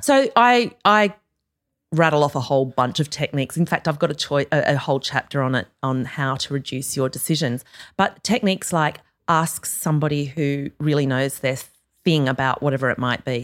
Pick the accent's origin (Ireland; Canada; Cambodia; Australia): Australia; moved away; I'm clearly Australian